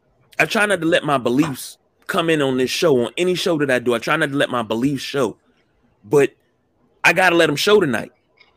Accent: Baltimore, Maryland, United States; I'm from Baltimore. I'm from the city. I'm from Baltimore City. Fuck Baltimore County.

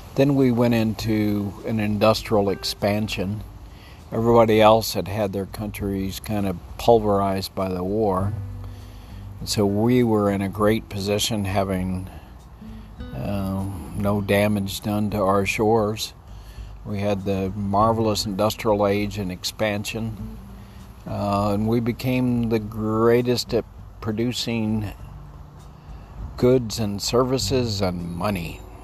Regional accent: Texas, United States; I grew up in Texas, which is kind of the extreme of the United States

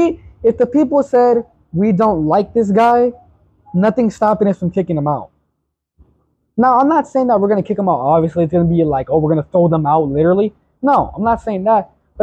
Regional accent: United States; We as the American people

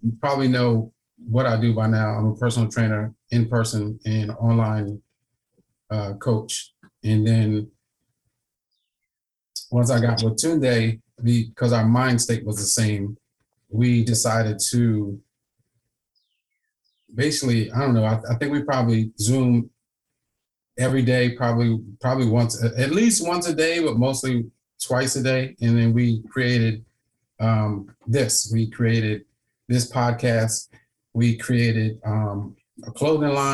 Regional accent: Wilmington, Delaware, United States; I'm from Wilmington

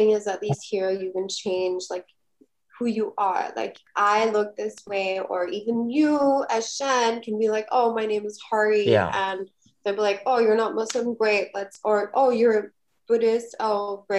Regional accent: Bahrain; also born or lived in United States; I honestly know that we grew up in Bahrain and we have this like Middle East thing.

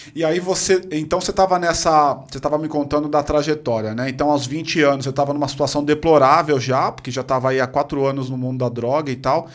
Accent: São Paulo, Brazil; Cresci na Ponte Rasa

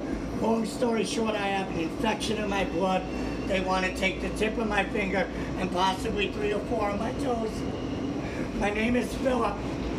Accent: New York City, New York, United States; I was born and raised on Staten Island.

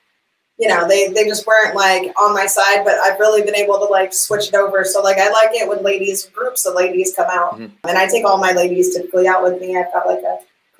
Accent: West Coast, United States; I'm a West Coast girl

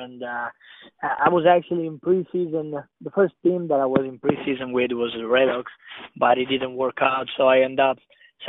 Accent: Italy; English is a second language; moved away as an adult; now in United States; So I came from Italy. There's less physical.

